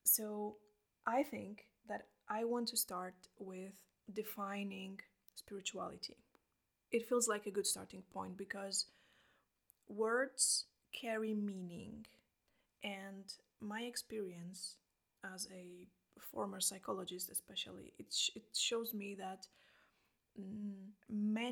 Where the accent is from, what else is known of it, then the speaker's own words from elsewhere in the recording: Poland; English is a second language; now in Iceland; I'm from Poland. I live in Iceland